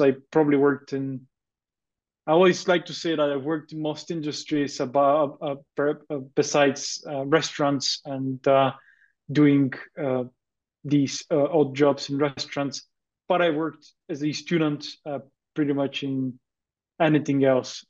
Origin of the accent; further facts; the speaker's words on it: Bulgaria; moved away as an adult; also born or lived in United Kingdom / Denmark; I grew up in Bulgaria um, and I studied in high school in Bulgaria